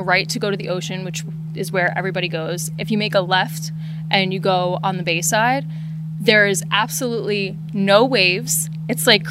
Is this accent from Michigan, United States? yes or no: no; Long Island, New York, United States; I'm from Long Island